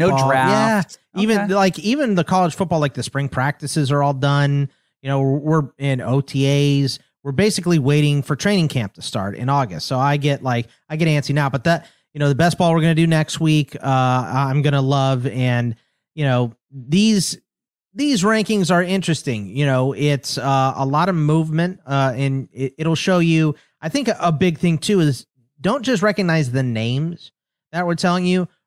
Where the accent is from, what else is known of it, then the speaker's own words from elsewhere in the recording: Arizona, United States; also born or lived in Texas; I'm from Arizona and Texas, so the weather's terrible in the summer.